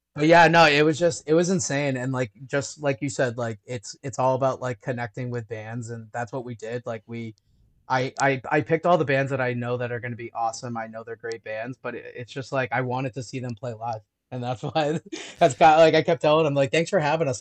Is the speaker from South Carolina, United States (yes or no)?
no; Liverpool, New York, United States; moved away; also born or lived in Syracuse, New York; I'm from Syracuse originally